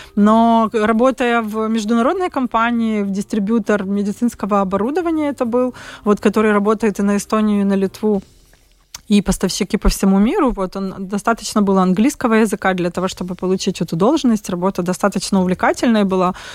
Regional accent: Kyiv, Ukraine; moved away as an adult; now in Riga, Latvia; я сама из Киева

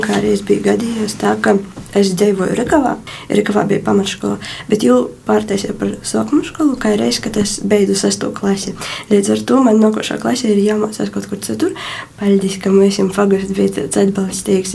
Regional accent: Rikava parish, Rēzekne municipality, Latgale, Latvia; esmu no nu, Rieziņas novada Rikavas pogusta

